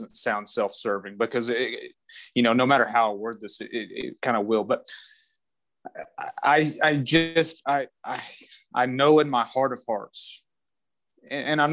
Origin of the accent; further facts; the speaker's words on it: Idalou, Texas, United States; now in Lubbock, United States; I grew up in Idaho, Texas, West Texas boy.